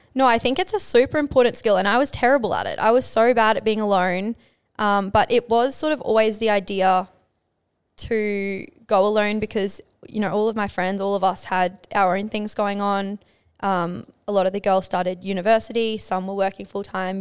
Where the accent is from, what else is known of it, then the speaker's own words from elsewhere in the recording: Townsville, Queensland, Australia; moved away as an adult; growing up in Townsville